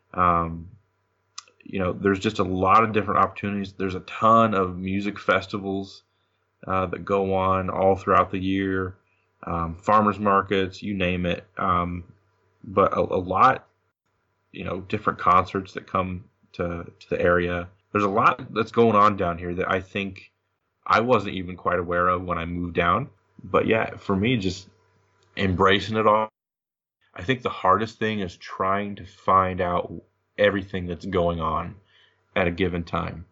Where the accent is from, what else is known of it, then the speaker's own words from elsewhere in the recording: Monmouth, Illinois, United States; moved away; also born or lived in Peoria, Illinois; my parents lived in Monmouth